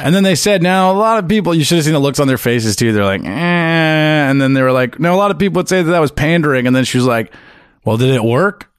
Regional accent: Ottawa, Ontario, Canada; also born or lived in Sault Ste. Marie; I grew up in Ottawa

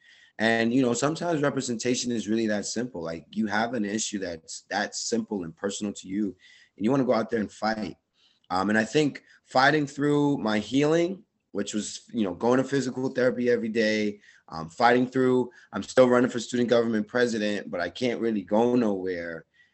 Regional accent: Jamaica; I also wanted to be a track and field athlete and go to the Olympics, you know, as a Jamaican.

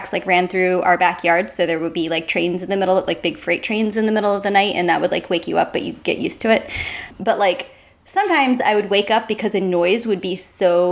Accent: Delaware, United States; I grew up in Delaware, which, you know, nothing exciting about it.

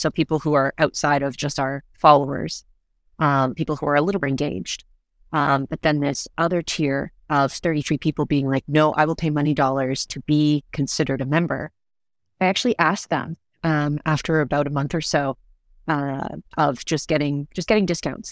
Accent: Canada; we're Canadian and we all understand snow suits

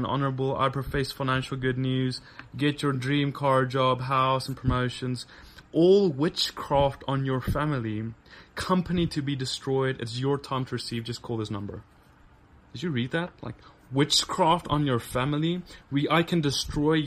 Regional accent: South Africa; But I grew up in South Africa, the tip of Africa

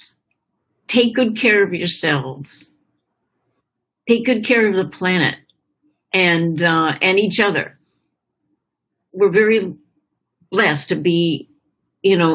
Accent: Chapel Hill, North Carolina, United States; growing up in Chapel Hill, North Carolina, is a university town

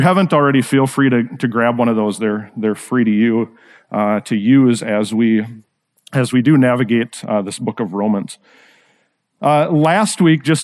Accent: Rochester, Minnesota, United States; I grew up actually in Rochester, Minnesota

